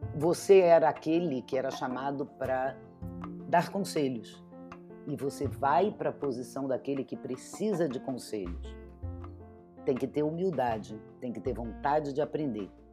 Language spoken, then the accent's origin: Portuguese; Rio de Janeiro, Brazil; moved away as an adult; now in São Paulo, Brazil; eu sou carioca, moro em São Paulo há 25 anos